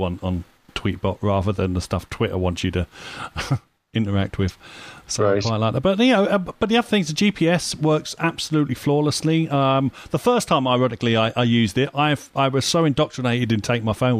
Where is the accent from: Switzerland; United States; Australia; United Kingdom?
United Kingdom; I'm British.